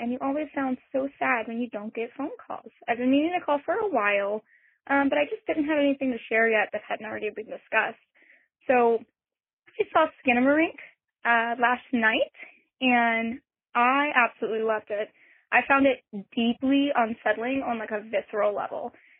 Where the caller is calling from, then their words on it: Austin, Texas, United States; I'm calling from Austin, Texas.